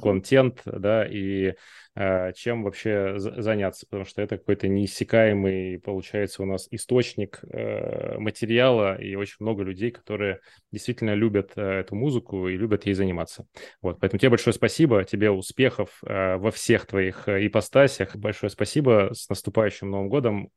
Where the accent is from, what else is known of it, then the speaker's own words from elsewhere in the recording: Far East, Russia; я, знаете, с Дальнего Востока